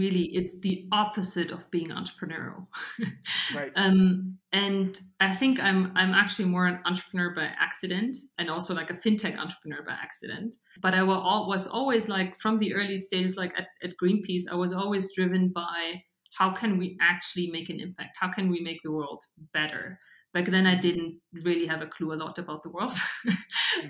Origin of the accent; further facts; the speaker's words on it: Regensburg, Bavaria, Germany; now in Munich, Germany; I grew up in Bavaria, um, so in the southern part of Germany, and about like an hour away from from Munich in a town called Regensburg